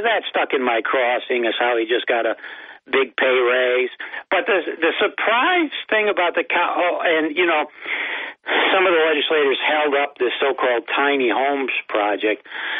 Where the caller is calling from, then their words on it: Binghamton, New York, United States; Yellow, Bob. … from Binghamton.